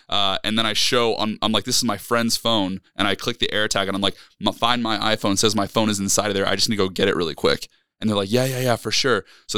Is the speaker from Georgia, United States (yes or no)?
yes; Georgia, United States; We're from North Georgia, up there in the Blue Ridge Mountains.